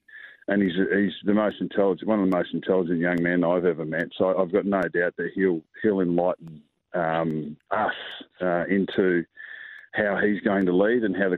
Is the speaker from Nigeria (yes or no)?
no; South Australia, Australia; born there; also born or lived in Northern Territory / Victoria; So I was born in South Australia. So I've always got a hail from South Australia. I've been a territory boy, but yeah, I've been in Victoria for 30 years.